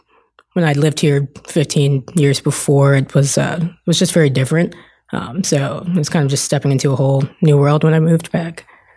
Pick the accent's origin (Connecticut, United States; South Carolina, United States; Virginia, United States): Virginia, United States; Chesterfield; moved away as an adult; also born or lived in Charlotte, North Carolina; I grew up in Chesterfield. That's where I live now.